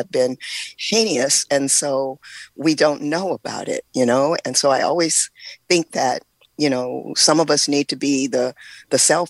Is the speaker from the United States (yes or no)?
yes; California, United States; moved away as an adult; also born or lived in Oakland, California; now in Mississippi, United States; I am from California, born and raised in California, and I was currently living in Oakland